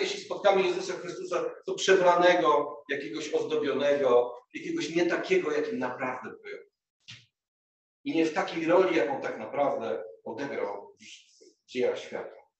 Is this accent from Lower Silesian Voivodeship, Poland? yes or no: yes; Głogów, Lower Silesian Voivodeship, Poland; moved away; also born or lived in Kraków; do Głogowa, do mojego rodzinnego miasta